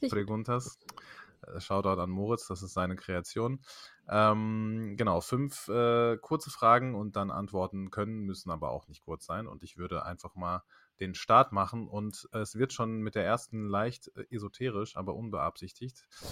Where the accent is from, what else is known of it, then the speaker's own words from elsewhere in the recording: Germany; ich bin hier geboren